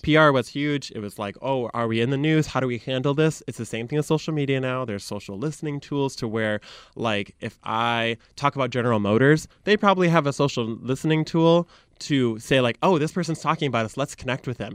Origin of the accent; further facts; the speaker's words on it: Michigan, United States; accent: Michigan; moved away as an adult; also born or lived in Chicago; I grew up in Michigan